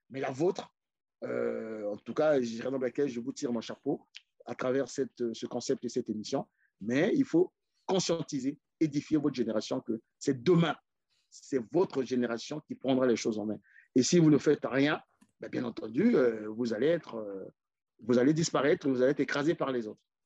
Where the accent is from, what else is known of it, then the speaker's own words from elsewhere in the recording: Brazzaville, Republic of the Congo; moved away as an adult; also born or lived in Pointe-Noire / Likouala; now in Paris, France; moi, je suis né à Pointe-Noire, grandi à Brazzaville.